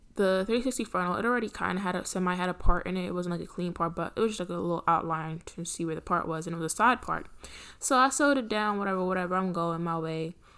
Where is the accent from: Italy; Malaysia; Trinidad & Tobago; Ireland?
Trinidad & Tobago; I'm Trinidadian